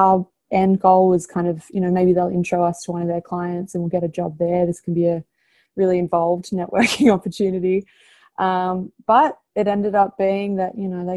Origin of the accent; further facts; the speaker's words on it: Australia; moved away as an adult; now in United States; I'm Australian, if you can't tell by my accent.